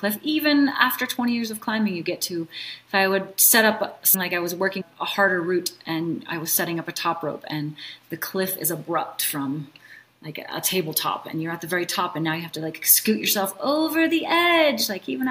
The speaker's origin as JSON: {"language": "English", "region": "Minnesota", "country": "United States", "tie": "born or raised there", "said": "when we were young, we grew up in Minnesota"}